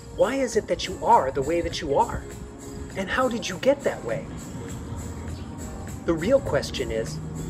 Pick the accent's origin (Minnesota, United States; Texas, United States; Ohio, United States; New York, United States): Minnesota, United States; I've answered, I'm from a couple blocks away. I've answered, I'm from right here. I've answered, I'm from Minnesota.